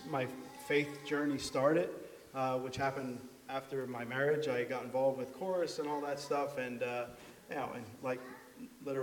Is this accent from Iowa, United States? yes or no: no; Shenandoah, Pennsylvania, United States; now in Pine Grove, United States; I've lived in Pine Grove the last 25 years or so, and I'm originally from Shenandoah